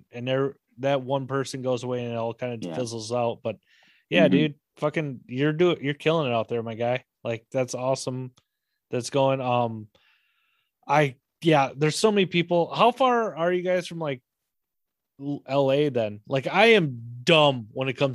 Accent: Minnesota, United States; I grew up in Medellin, Minnesota

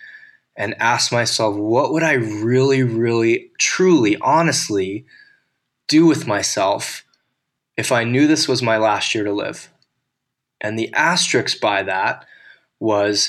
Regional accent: United States; an American white male at 39 years old

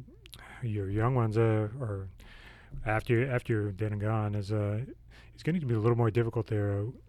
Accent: Maine, United States; I'm from Maine, which is right next door to Portsmouth

